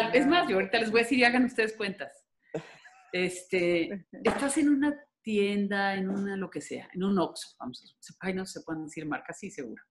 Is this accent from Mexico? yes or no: yes; Guadalajara, Jalisco, Mexico; yo soy jalisciense, tapatía